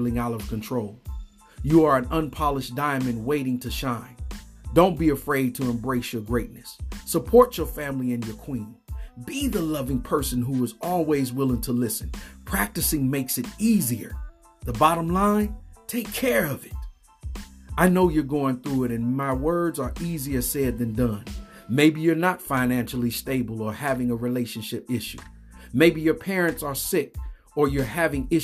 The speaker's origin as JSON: {"language": "English", "country": "United States", "said": "Black American men"}